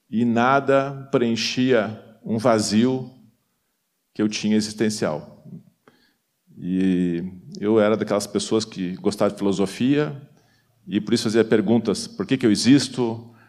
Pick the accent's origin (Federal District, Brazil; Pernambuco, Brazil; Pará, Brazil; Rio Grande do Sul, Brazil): Rio Grande do Sul, Brazil; Porto Alegre; also born or lived in São Paulo; sou natural de Porto Alegre